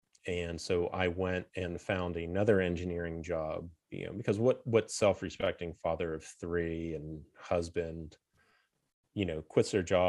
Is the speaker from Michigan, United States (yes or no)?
no; Pennsylvania, United States; old steel town I grew up in Western Pennsylvania